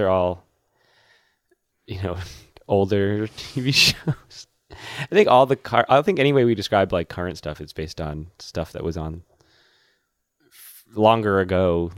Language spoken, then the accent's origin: English; Massachusetts, United States; my home state